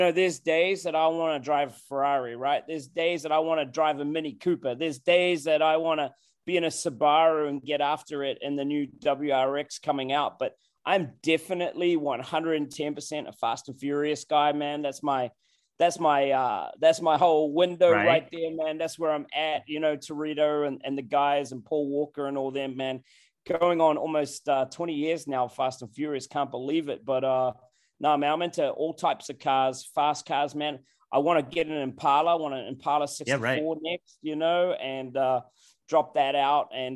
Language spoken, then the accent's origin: English; New Zealand; now in Virginia, United States